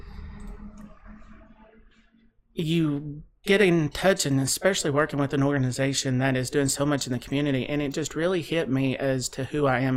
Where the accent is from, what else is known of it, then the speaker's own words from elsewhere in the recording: Russell Springs, Kentucky, United States; moved away as an adult; now in Bowling Green, United States; I came from Russell County, over Russell Springs, Jamestown area, like Cumberland, and came to school here at Western in 2000